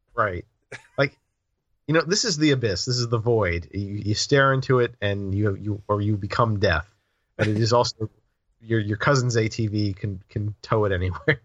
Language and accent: English; the South, United States; I grew up in the South